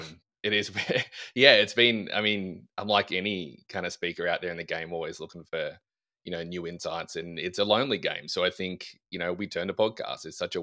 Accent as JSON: {"language": "English", "region": "Texas", "country": "United States", "said": "Australian? I'm not Australian. I'm from West Texas, Grant."}